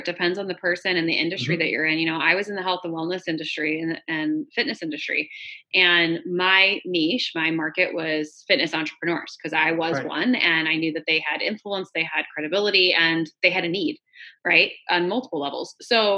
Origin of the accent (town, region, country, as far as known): New York, United States; born or raised there